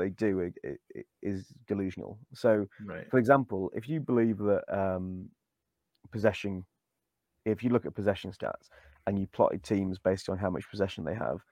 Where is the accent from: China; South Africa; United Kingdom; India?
United Kingdom; Wales; I'm Welsh